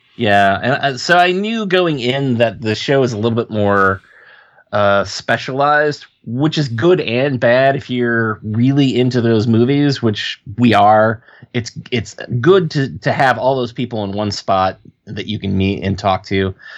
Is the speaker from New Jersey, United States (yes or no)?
no; Ohio, United States; accent: Ohio; I still have my Ohio accent